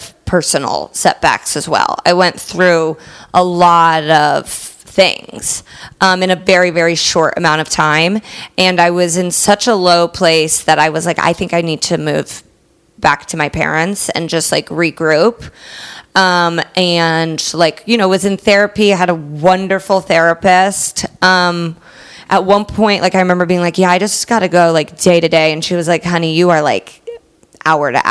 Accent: Indiana, United States; moved away as an adult; also born or lived in Chicago; now in Los Angeles, United States; I rep indie pretty hard

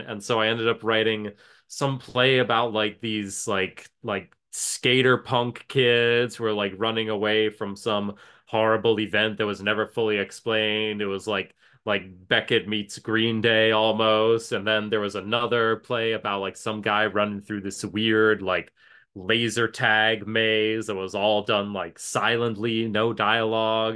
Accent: Ann Arbor, Michigan, United States; I had great community theater in my hometown, Ann Arbor, Michigan

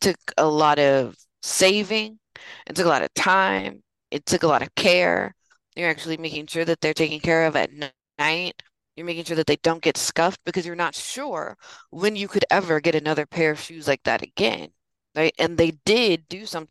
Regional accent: San Francisco, California, United States; my mom's born and raised in San Francisco, and so am

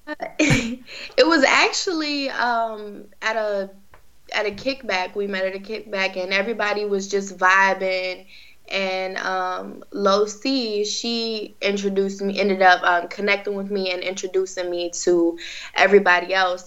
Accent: Virginia Beach, Virginia, United States; I've been in the beach my whole life. So I'm actually from Virginia Beach

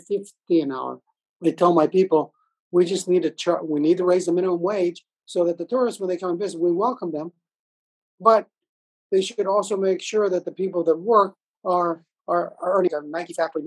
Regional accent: Palau; our views from Palau

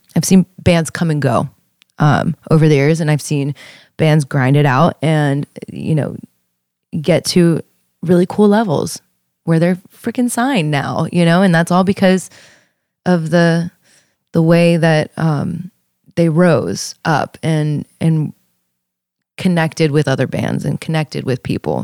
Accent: Youngstown, Ohio, United States; I'm from Youngstown

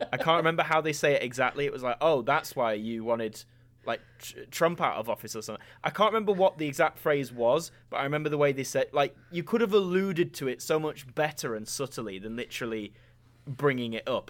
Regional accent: United Kingdom; a stupid Brits curiosity like mine

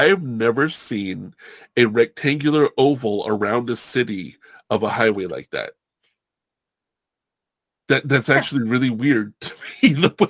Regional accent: Long Beach, California, United States; moved away; also born or lived in Hawaii; I'm born and raised in Long Beach, California, right? That's where I'm from. I don't live there now, but it's just a giant city.

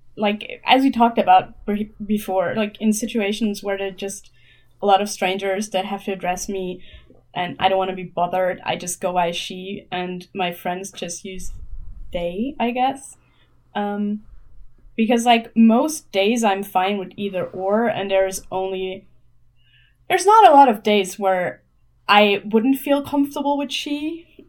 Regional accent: Germany; English is a second language; I'm from Germany, um, still live here

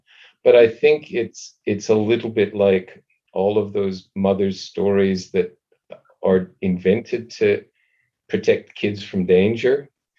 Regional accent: Calgary, Alberta, Canada; I lived in Calgary in a relatively new housing development.

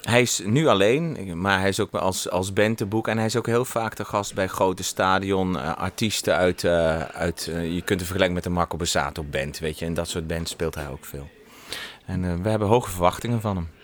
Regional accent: Netherlands; now in Germany; ik ben gewoon Nederlander en we wonen in Sieflieg

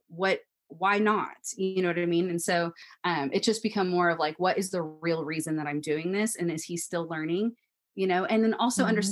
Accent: Washington, United States; moved away as an adult; I'm from Washington State

